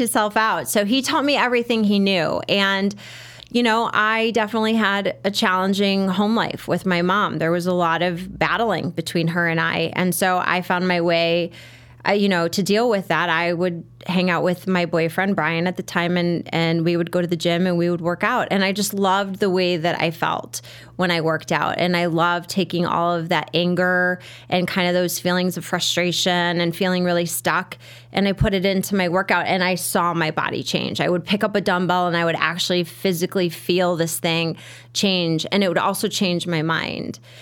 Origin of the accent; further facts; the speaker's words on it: Merrionette Park, Illinois, United States; growing up in Marionette Park, there was Mount Greenwood Park